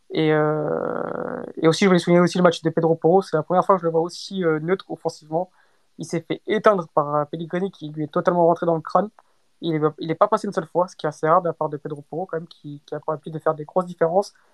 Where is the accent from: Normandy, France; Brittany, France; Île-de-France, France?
Île-de-France, France; Paris; mais en tant que Parisien, ah, j'ai pris mon pied, franchement.